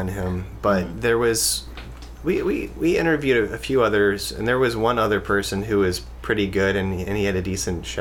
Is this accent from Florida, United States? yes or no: no; Missouri, United States; now in Seattle, United States; I'm from Missouri originally